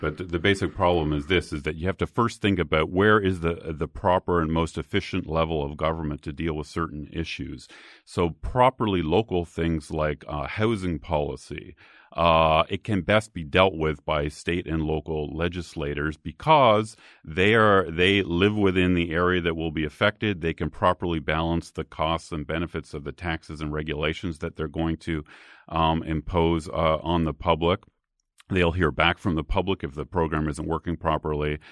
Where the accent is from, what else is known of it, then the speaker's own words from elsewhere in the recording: Canada; now in United States; I grew up in Canada